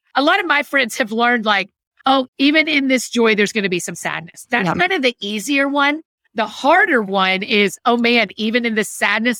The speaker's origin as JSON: {"language": "English", "region": "Georgia", "country": "United States", "tie": "born or raised there", "also_born_or_lived": "Tennessee / Scotland", "moved": "yes", "said": "I grew up in Georgia. And I've only lived in Georgia and Tennessee with a little stint in Scotland for a minute."}